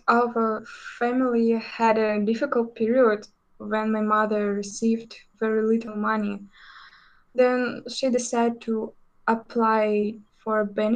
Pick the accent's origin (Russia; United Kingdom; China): Russia; also born or lived in Izhevsk, Udmurtia; I'm from Russia. I'm 17 years old and I live in the city of Ijevsk.